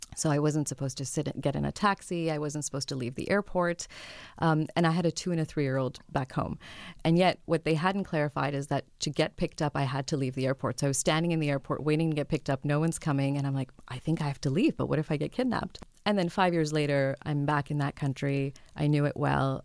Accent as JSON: {"language": "English", "country": "France", "tie": "born or raised there", "moved": "yes", "lives_now": "Toronto, Canada", "said": "I grew up in France"}